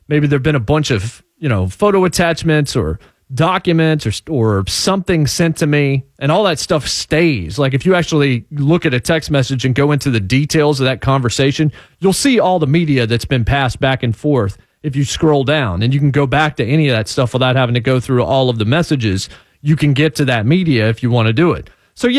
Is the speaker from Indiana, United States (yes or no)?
no; Martinsville, Virginia, United States; born there; now in Nashville, United States; considering I was born in Martinsville, Virginia, you know, that's been some part of my life, to be sure.